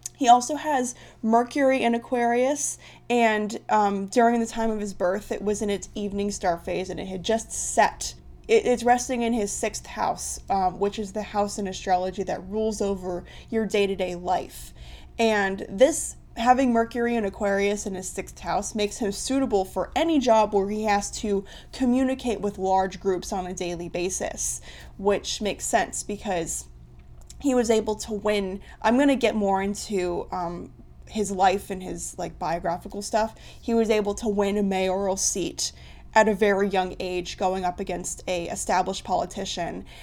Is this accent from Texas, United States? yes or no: no; Columbus, Ohio, United States; I'm from Columbus, Ohio.